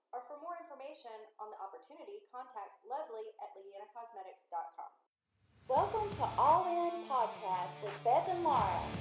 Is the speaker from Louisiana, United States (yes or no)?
yes; Louisiana, United States; So I, am from the deep, deep south. I come from South Louisiana, um, but I come so we've moved all over.